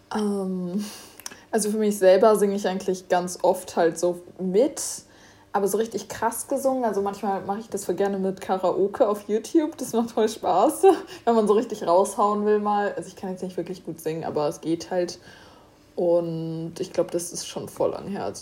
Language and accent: German; Germany; wir kommen ja aus Deutschland